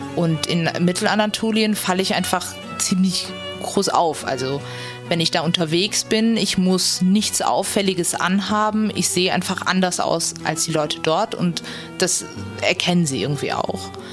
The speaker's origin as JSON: {"language": "German", "country": "Germany", "tie": "born or raised there", "also_born_or_lived": "Freiburg", "said": "dass ich in Deutschland geboren, sozialisiert und aufgewachsen bin"}